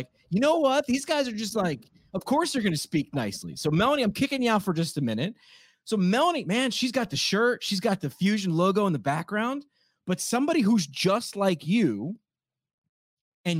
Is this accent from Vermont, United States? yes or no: no; New York, United States; I'm from New York